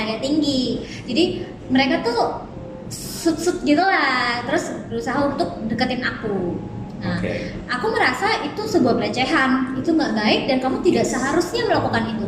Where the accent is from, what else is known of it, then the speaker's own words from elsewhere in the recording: Balikpapan, East Kalimantan, Indonesia; aku dari kecil aku lahir sudah di kota aku lahir di Balikpapan